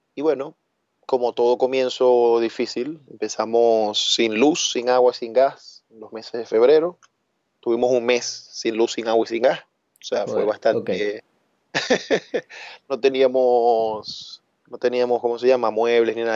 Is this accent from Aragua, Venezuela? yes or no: no; Maracaibo, Zulia, Venezuela; now in Barcelona, Spain; De la República Independiente del Zulia, de Maracaibo.